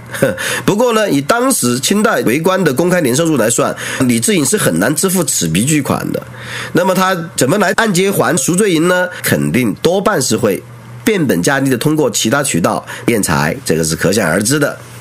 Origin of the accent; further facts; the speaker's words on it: Qianwei, Sichuan, China; 四川前围，哎，我的故乡